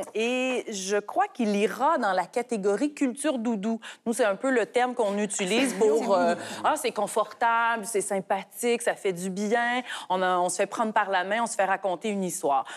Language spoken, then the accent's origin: French; Quebec, Canada; chez nous, au Québec